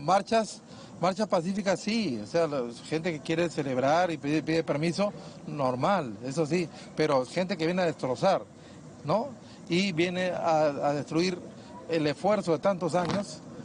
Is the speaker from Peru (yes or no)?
yes; Piura, Peru; mi tierra, hermano, en Piura